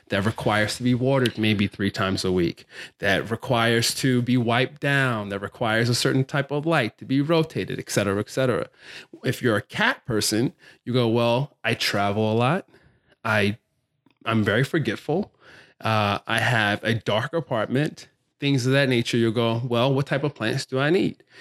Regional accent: Baltimore, Maryland, United States; also born or lived in California; I grew up here in Baltimore, went to an art high school, Carver Center for Art and Technology

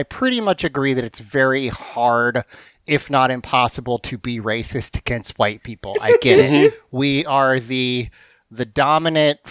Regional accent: the South, United States; the South has this reputation for being nice, but we're not

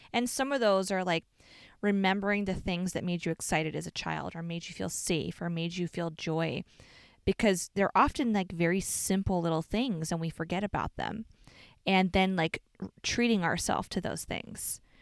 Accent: Chicago, Illinois, United States; we're from Chicago

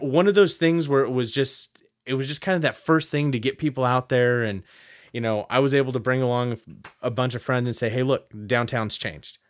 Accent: Stockton, California, United States; lifelong Stockton resident

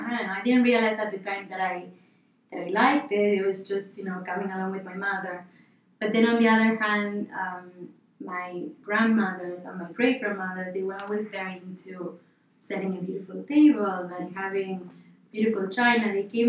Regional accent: Buenos Aires, Argentina; born there; So I was born in Buenos Aires, Argentina.

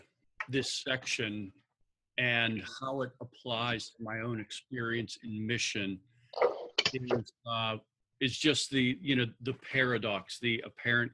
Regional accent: Pittsburgh, Pennsylvania, United States; moved away as an adult; also born or lived in Philadelphia; I was born and raised in the Pittsburgh area

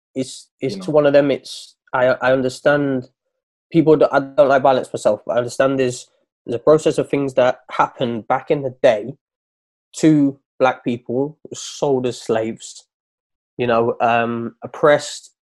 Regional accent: Nottingham, East Midlands, United Kingdom; also born or lived in East London; now in London, United Kingdom; I'm from Nottingham. I live in East London now

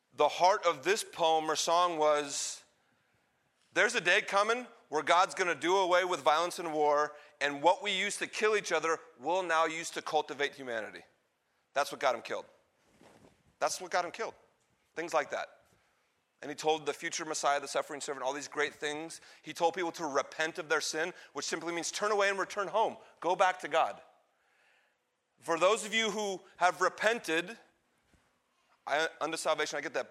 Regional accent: United States; I'm an American Christian

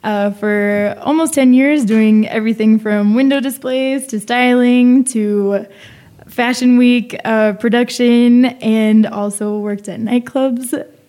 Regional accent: San Diego, California, United States; moved away as an adult; also born or lived in El Paso, Texas / Santa Barbara, California / New York; now in Mexico City, Mexico; I was born in the border town of El Paso, Texas. My grandmother was born in Juarez. I grew up in San Diego, another ciudad frontera.

